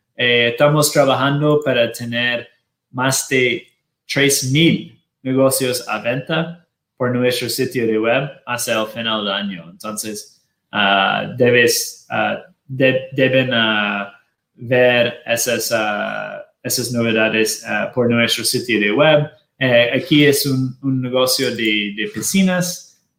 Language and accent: Spanish; Washington, District of Columbia, United States; now in Miami, United States; nosotros somos de Washington, D.C.